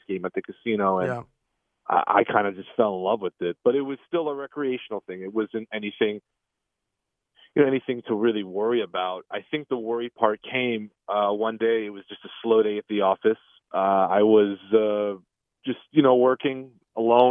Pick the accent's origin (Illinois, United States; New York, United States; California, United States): New York, United States; New York City; we grew up in the Queens, Long Island area